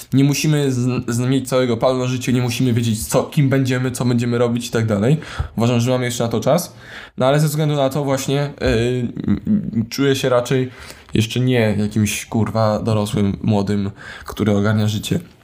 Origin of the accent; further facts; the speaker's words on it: Warsaw, Masovian Voivodeship, Poland; Urodzony w Warszawie, przez większość życia mieszkany w Warszawie